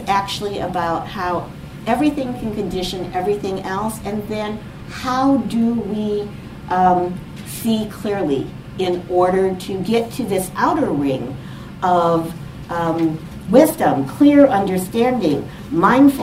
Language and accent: English; United States; I am from the United States